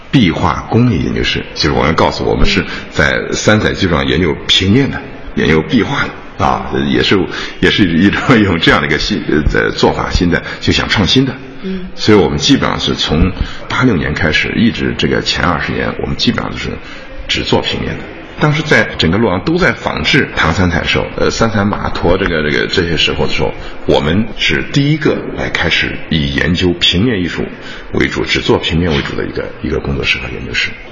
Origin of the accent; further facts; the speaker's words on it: China; 我们中国人